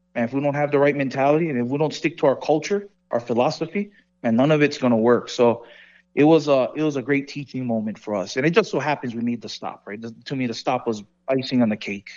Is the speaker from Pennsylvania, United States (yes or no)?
no; Hawaii, United States; moved away as an adult; now in Las Vegas, United States; I'm from Hawaii